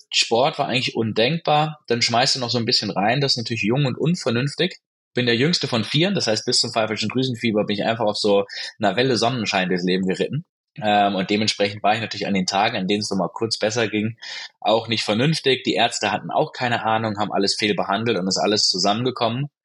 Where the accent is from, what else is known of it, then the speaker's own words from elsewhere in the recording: Baden-Württemberg, Germany; moved away as an adult; Ich bin so klassisch äh, gut behüteter Mittelstand aufgewachsen am Fuße des Schwarzwalds